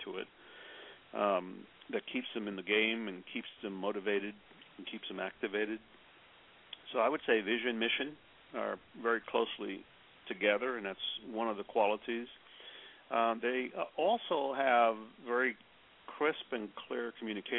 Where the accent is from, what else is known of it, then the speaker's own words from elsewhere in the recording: New York City, New York, United States; I grew up on the Lower East Side of New York and went to school in New York City